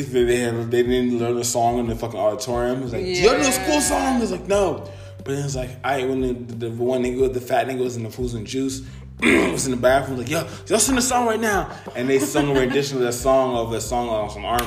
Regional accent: United States; I'm the first generation born in America.

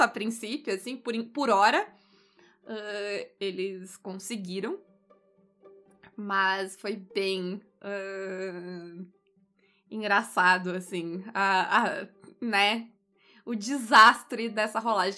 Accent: Brazil; enquanto brasileiros

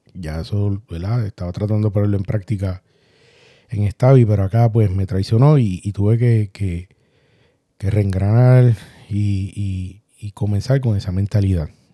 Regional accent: Puerto Rico; todos somos puertorriqueños y sacamos las raíces a pasear

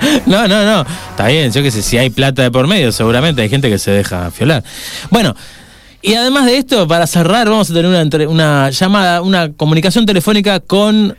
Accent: Argentina; yo soy un argentino

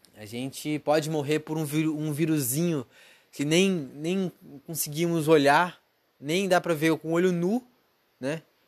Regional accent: Brazil; now in United States; eu sou brasileiro

